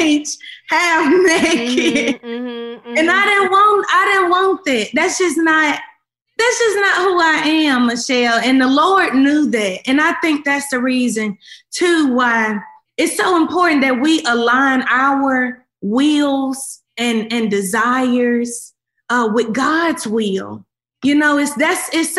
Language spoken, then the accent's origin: English; Memphis, Tennessee, United States; I came from Memphis